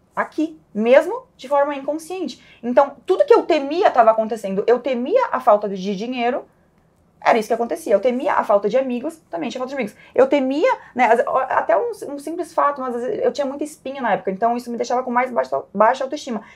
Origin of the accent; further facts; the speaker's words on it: Caxias do Sul, Rio Grande do Sul, Brazil; minha história come começa em Caxias do Sul, sou lá do Sul